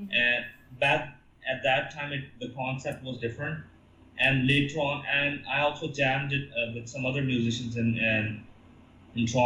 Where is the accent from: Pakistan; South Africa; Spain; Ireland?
Pakistan; moved away as an adult; also born or lived in Canada; go back to Pakistan